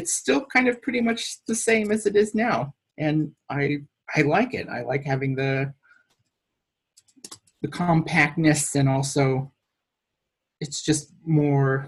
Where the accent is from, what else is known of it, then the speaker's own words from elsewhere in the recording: Ninilchik, Alaska, United States; Right now, I live in my hometown currently in Nanilchik, Alaska